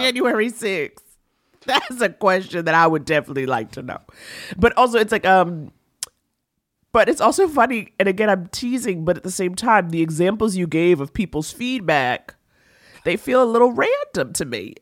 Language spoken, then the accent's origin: English; New York, United States; me as a New Yorker